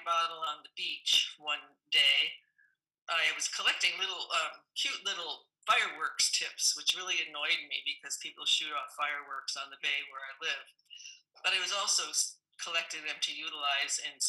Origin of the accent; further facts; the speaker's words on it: New England, United States; now in Pacific Northwest, United States; Growing up in New England